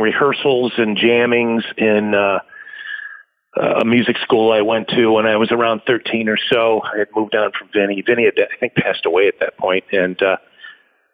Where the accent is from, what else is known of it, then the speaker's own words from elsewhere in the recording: Rochester, New York, United States; I am from Rochester, New York